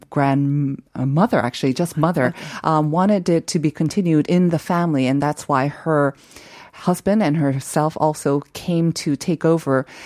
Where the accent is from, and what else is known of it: Seoul, South Korea; born or raised there; moved away; also born or lived in Bigeumdo, Shinan County